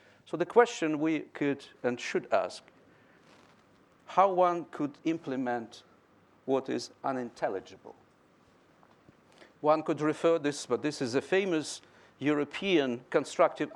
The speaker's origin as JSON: {"language": "English", "town": "Donetsk", "region": "Donetsk Oblast", "country": "Ukraine", "tie": "born or raised there", "moved": "as an adult", "said": "born and spent almost half of my life in Donetsk. So this is my hometown."}